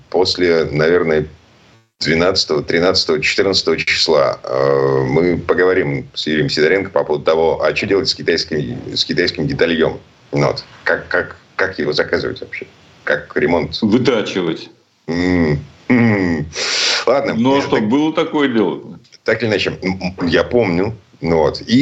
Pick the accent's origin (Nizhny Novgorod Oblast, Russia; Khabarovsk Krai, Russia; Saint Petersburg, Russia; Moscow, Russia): Saint Petersburg, Russia; из Петербурга